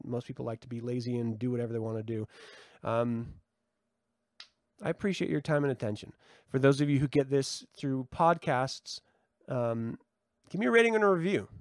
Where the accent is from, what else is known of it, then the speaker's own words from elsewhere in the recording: United States; I'm an American